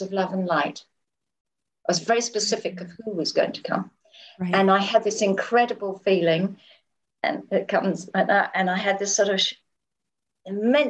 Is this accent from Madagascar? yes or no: no; England, United Kingdom; I grew up in England, and my mother was just an amazing mother